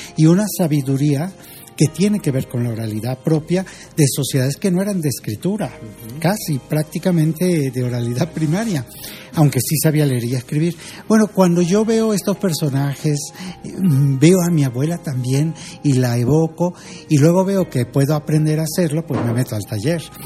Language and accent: Spanish; Zacatlán, Puebla, Mexico; moved away as an adult; now in Mexico City, Mexico; soy de Zacatlán de las Manzanas